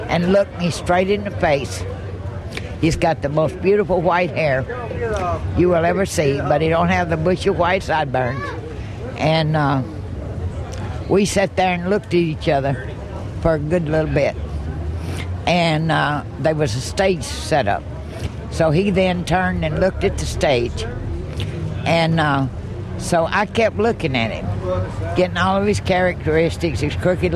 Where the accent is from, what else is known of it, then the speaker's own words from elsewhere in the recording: Franklin, Tennessee, United States; in Franklin, Tennessee, in my hometown